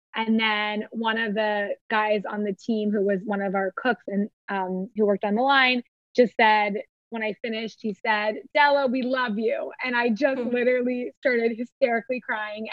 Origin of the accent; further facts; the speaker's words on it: Ohio, United States; moved away as an adult; also born or lived in Boston; now in Miami, United States; I grew up in Ohio and I grew up in like a pretty tight knit, very, you know, lovely um, Midwestern community